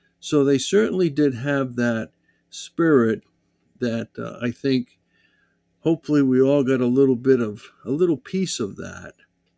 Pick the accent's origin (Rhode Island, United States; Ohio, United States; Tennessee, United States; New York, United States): Rhode Island, United States; West Warwick; or the little town we grew up in West Warwick.